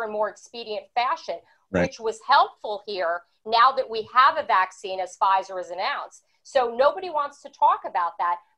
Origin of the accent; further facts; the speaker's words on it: Teaneck, New Jersey, United States; I grew up in Teaneck. I went to high school in Dumont